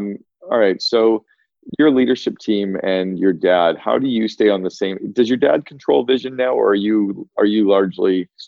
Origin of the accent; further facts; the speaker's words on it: Northern Ontario, Canada; I grew up in Northern Ontario on these little, we didn't even have chairlifts. We had T-bars.